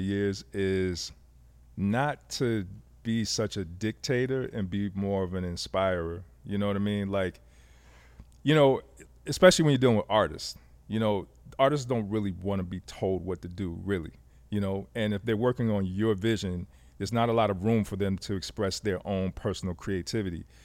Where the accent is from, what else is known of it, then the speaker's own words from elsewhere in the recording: Fayetteville, North Carolina, United States; also born or lived in Germany; I grew up in Fayetteville, North Carolina